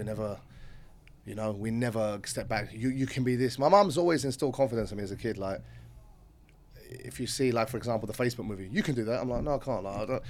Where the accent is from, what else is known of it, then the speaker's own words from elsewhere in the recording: Canvey Island, East of England, United Kingdom; moved away as an adult; also born or lived in London, United Kingdom; now in Dubai, United Arab Emirates; on Canvey Island. No one might know that, but it's a little island in Essex near Leon Sea and between Basildon and Leon Sea. And it's like my hometown. We call it the Rock. One road on, one road off.